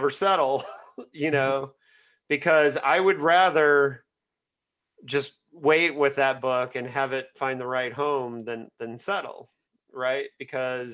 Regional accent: Indiana, United States; my home state of Indiana

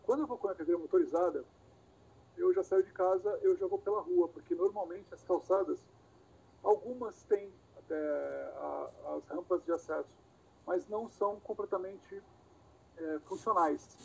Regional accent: Santos, São Paulo, Brazil; also born or lived in Rio de Janeiro / Bahia; Eu nasci em Santos, é, meu pai era, era técnico de instrumentação e ele para onde ele viajava, a gente viajava. Então morei pouquinho tempo no Rio, morei um tempo no interior de São Paulo, morei um bom tempo na Bahia, voltei para Santos

